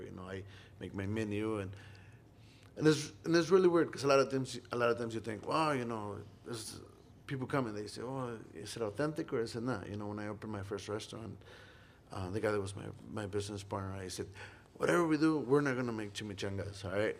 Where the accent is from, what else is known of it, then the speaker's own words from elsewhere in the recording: Monterrey, Nuevo León, Mexico; now in Iowa City, United States; I was from Monterrey and we're known for grilling steaks